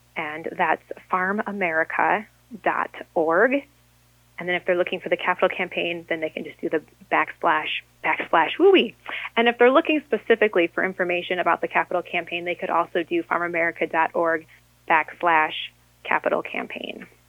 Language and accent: English; Harmony, Minnesota, United States; my hometown of Harmony